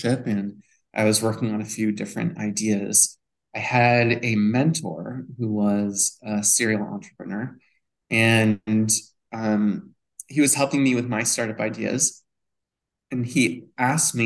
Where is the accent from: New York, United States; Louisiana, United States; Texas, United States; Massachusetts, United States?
Massachusetts, United States; Newton; I grew up in beautiful Newton, Massachusetts